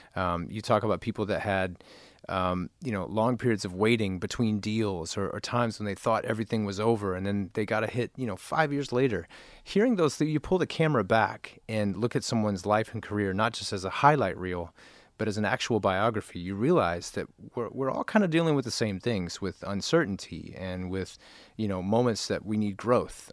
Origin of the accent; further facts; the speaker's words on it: Nashville, Tennessee, United States; now in Los Angeles, United States; both of us grew up in Nashville.